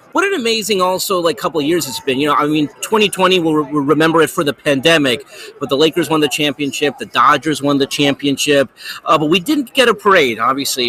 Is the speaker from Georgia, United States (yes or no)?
no; Los Angeles, California, United States; growing up in Los Angeles